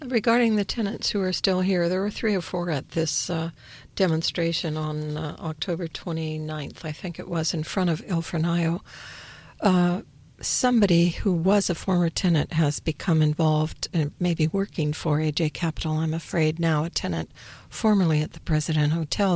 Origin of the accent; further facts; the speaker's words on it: Montana, United States; moved away as an adult; now in Palo Alto, United States; I'm from Montana